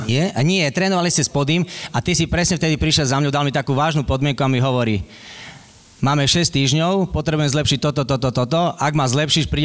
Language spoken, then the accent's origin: Slovak; central Slovakia, Slovakia; Ja som chlapec zo stredného Slovenska